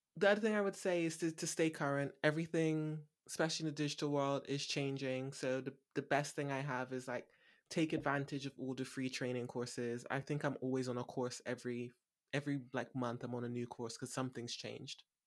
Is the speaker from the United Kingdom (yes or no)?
yes; Bristol, South West England, United Kingdom; also born or lived in London; moving back to Bristol, my hometown